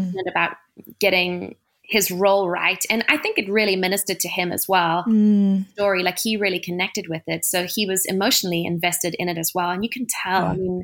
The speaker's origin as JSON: {"language": "English", "country": "South Africa", "tie": "born or raised there", "moved": "as an adult", "lives_now": "United States", "said": "So I was born and raised in South Africa, and I came over to America for music."}